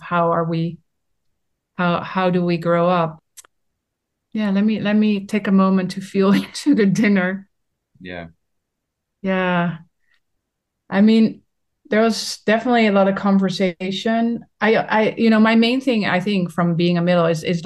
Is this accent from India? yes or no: no; Netherlands; I'm from the Netherlands